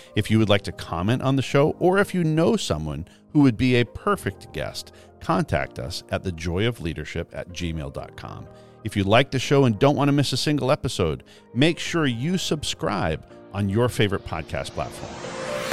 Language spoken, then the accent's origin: English; Eastern Canada, Canada; I grew up in Eastern Canada